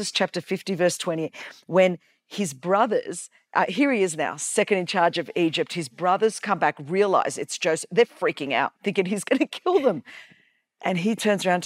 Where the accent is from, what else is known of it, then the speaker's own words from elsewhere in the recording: Australia; I was born in Australia.